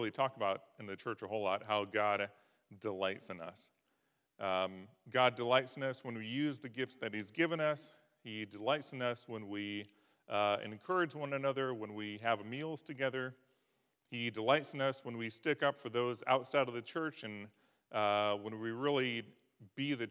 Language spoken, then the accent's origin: English; Midwest, United States; now in Davis, United States; I grew up in the Midwest on farms and ranches